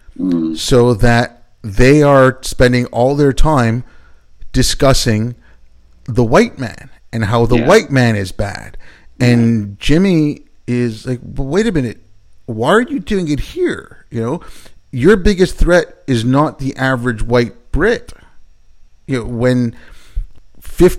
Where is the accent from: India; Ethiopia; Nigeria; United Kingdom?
India; I was born in India